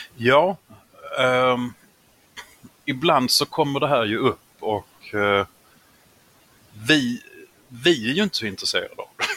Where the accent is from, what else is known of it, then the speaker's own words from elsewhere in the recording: Skåne, Sweden; som halvfinsk skåning